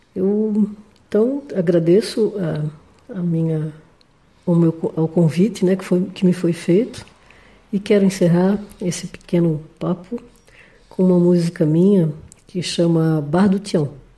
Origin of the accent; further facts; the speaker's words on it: Florianópolis, Santa Catarina, Brazil; eu sou de Florianópolis, sou pianista, cantora, compositora